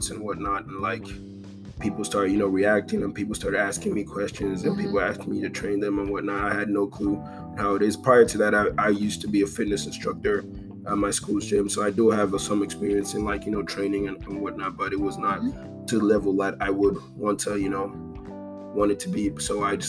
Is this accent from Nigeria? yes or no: yes; Nigeria; I'm from Nigeria. I'm Igbo